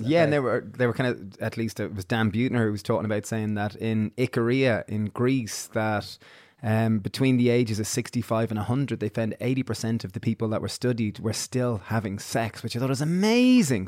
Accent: Ireland; growing up in Ireland

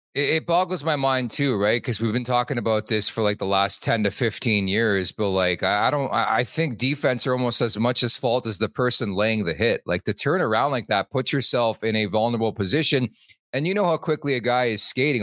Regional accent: Montreal, Quebec, Canada; moved away; I'm from Montreal

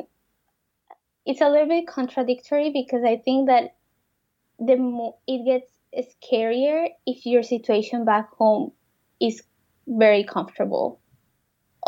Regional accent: Colombia; moved away as an adult; now in Canada; I'm from Colombia, he's from France, and we live in Canada

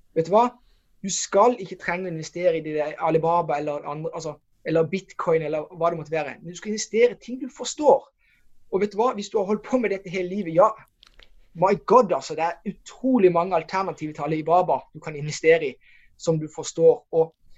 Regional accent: Norway; hvor vi kommer fra Norge

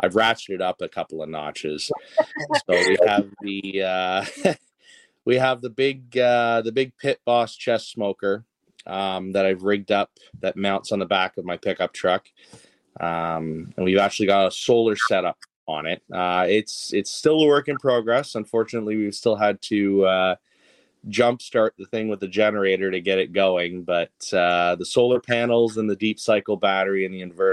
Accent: Toronto, Ontario, Canada; I was born and raised in Toronto

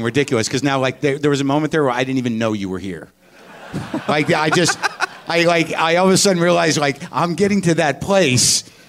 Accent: United States; because I'm American and arrogant, and I just didn't know about it

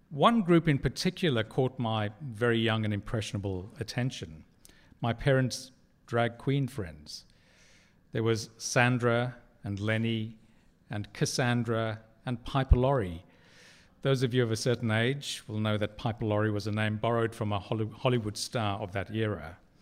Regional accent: Durban, KwaZulu-Natal, South Africa; now in Sydney, Australia; When I was a child growing up in Durban on the east coast of South Africa

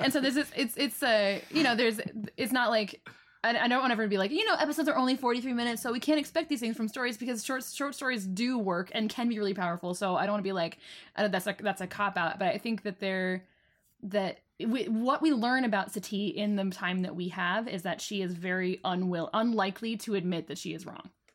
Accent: England, United Kingdom; I'm very English

